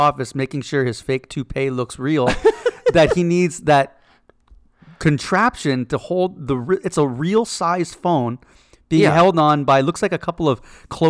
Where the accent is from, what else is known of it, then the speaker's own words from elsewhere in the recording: Canada; moved away as an adult; also born or lived in Toronto; I'm Canadian, and I was living in Canada.